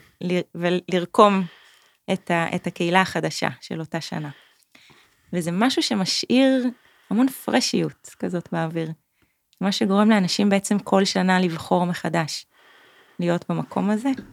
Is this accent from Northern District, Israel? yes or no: yes; Kiryat Tiv'on, Northern District, Israel; moved away as an adult; also born or lived in Tel Aviv; now in Pai, Thailand; גדלתי בטבעון, במקום ירוק.